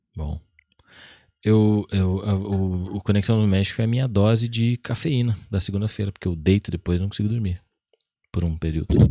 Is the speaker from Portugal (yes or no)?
no; Brazil; eu que sou brasileiro e falo mal inglês